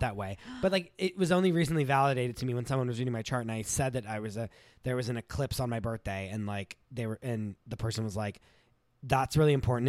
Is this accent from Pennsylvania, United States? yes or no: yes; New Castle, Pennsylvania, United States; moved away; born in Newcastle, Pennsylvania, um, which is an hour north of Pittsburgh, fifteen minutes from the Ohio border.